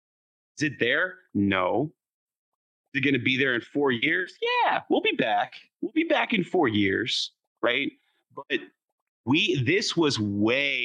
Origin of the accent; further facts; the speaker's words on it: San Antonio, Texas, United States; I was born in San Antonio